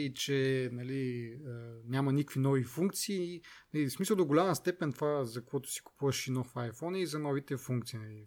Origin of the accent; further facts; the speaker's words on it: Kazanlak, Stara Zagora Province, Bulgaria; аз както съм от Казанлък